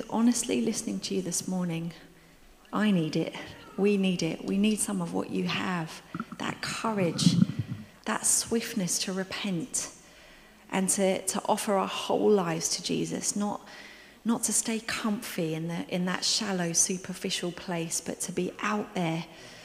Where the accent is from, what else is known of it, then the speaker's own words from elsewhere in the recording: United Kingdom; we're British